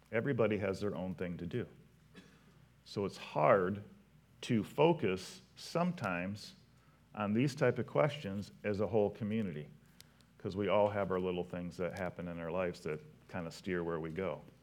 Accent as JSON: {"language": "English", "town": "Potterville", "region": "Michigan", "country": "United States", "said": "I'm from Potterville"}